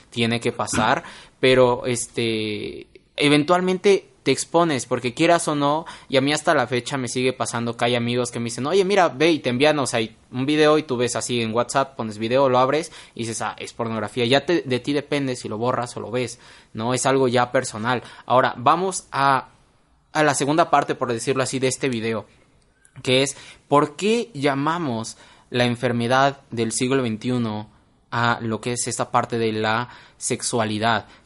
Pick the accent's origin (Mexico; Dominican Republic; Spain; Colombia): Mexico; nosotros que somos mexicanos